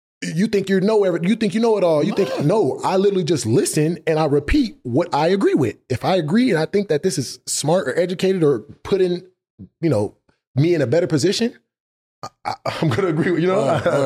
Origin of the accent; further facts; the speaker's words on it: Los Angeles, California, United States; I'm from LA, but I'm from